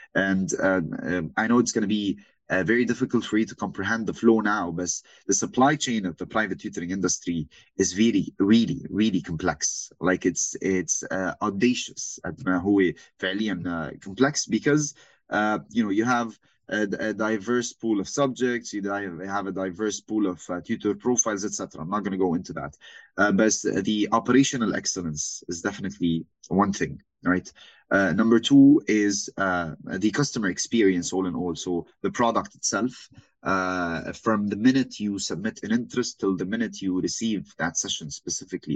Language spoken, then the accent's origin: English; Saudi Arabia; moved away; also born or lived in Lebanon / Beirut, Lebanon; born and raised in Saudi my entire life, originally from Lebanon.